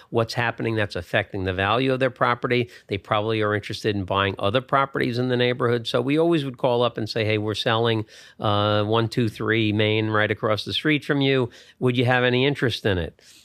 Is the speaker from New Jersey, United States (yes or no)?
yes; Bergen County, New Jersey, United States; I grew up in Bergen County, New Jersey